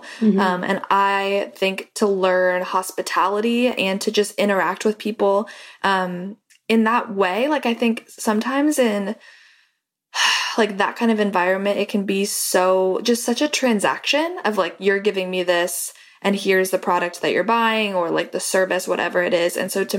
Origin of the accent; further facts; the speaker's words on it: Seattle, Washington, United States; Like I'm from Seattle. I moved to this new company, this new school, and nobody had any idea who I was.